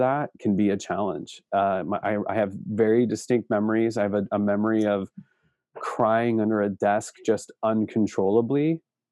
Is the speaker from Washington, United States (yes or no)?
yes; Seattle, Washington, United States; now in Spokane, United States; I grew up in the Seattle area. I was born in downtown Seattle